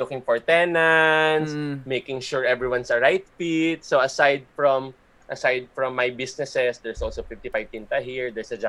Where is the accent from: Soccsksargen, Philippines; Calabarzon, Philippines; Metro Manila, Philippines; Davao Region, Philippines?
Calabarzon, Philippines; Laguna; So went back home to Laguna. I'm originally from Laguna.